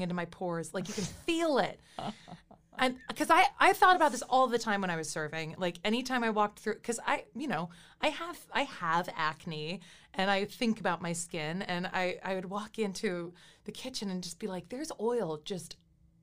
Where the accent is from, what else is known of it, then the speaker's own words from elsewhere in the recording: Massachusetts, United States; moved away; when I first started waiting tables in Massachusetts in my hometown